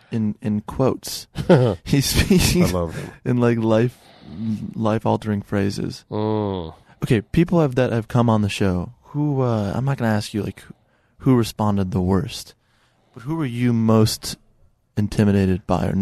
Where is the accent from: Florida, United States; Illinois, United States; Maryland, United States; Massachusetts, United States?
Illinois, United States; Chicago